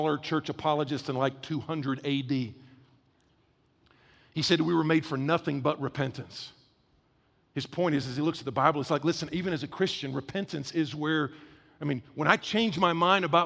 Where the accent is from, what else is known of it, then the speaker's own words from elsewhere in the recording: the South, United States; I'm from the South